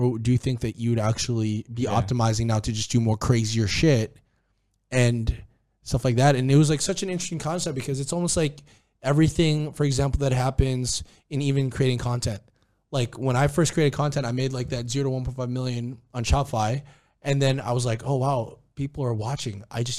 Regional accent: Cebu, Central Visayas, Philippines; Oh, dude, that's my home country, bro. My home place.

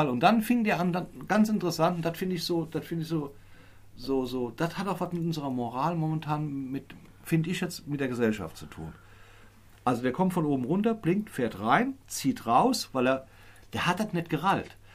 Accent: Neuwied, Rhineland-Palatinate, Germany; Ich bin aus Neuwied

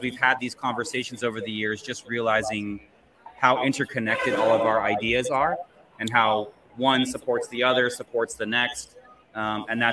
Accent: Southern California, United States; I'm an educator from Southern California

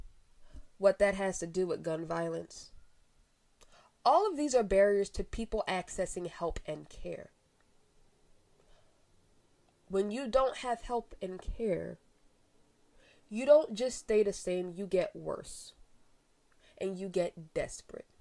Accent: Philadelphia, Pennsylvania, United States; As a Philadelphian

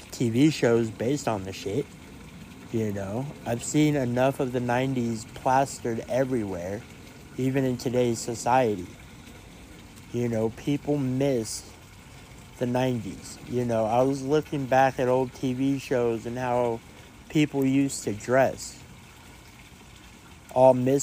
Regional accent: Colorado, United States; Out here in Colorado, that's just what we do. That's who we are.

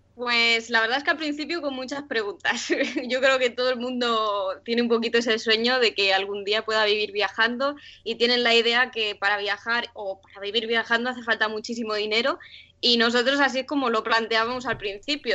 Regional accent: Sant Boi de Llobregat, Catalonia, Spain; moved away as an adult; Somos los dos de San Boy de Llobregat, que ah, es pueblo al lado de Barcelona

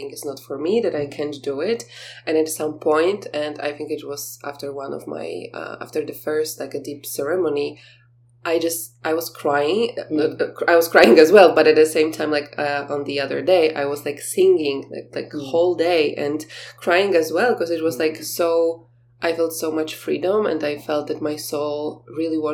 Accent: Poland; I told you that I'm from Poland

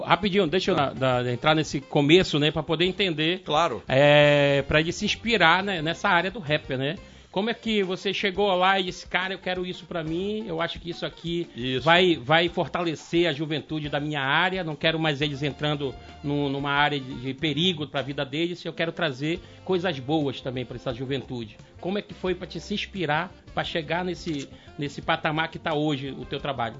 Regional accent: Pará, Brazil; now in Manaus, Brazil; nós como paraense

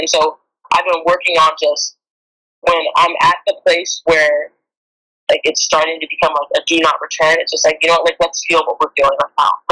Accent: California, United States; I'm from California

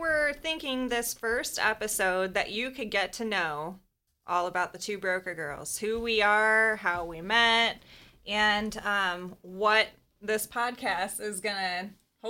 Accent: United States; I was born and raised in the Quad Cities.

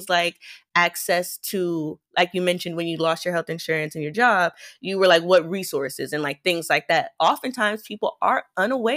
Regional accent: Midwest, United States; I'm also from the Midwest

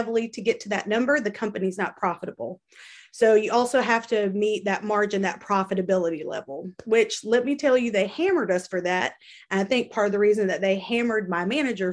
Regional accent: North Carolina, United States; I'm from North Carolina

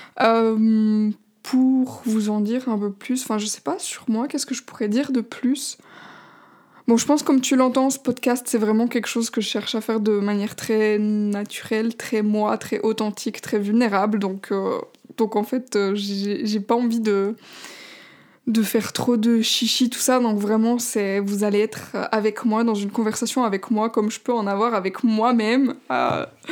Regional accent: Switzerland; je suis suisse

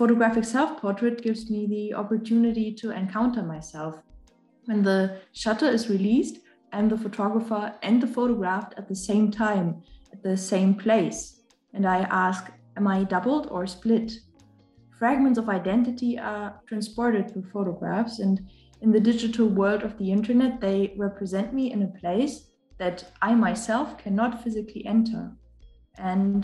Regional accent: Germany; I'm from Germany

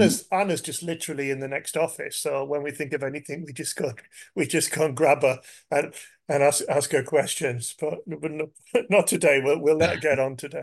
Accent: England, United Kingdom; I'm English

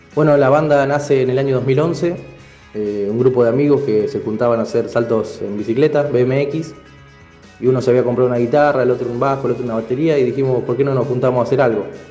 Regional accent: San Nicolás de los Arroyos, Buenos Aires Province, Argentina; Somos de San Nicolás de los Arroyos, eh, en la provincia de Buenos Aires.

